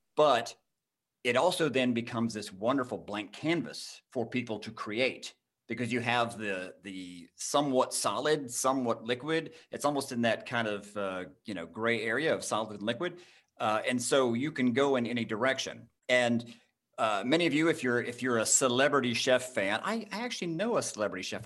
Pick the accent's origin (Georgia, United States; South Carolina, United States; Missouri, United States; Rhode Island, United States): Georgia, United States; Jasper; born or raised there